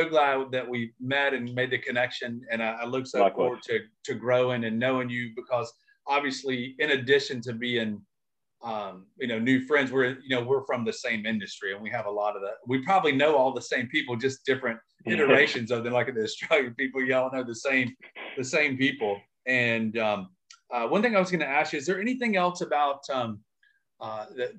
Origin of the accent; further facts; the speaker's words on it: United States; growing up in America